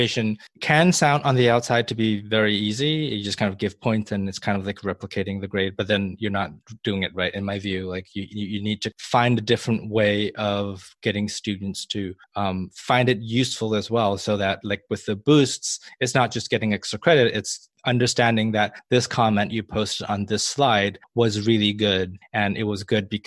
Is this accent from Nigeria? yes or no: no; Malaysia; moved away; when I grew up in Malaysia, I had attended a British school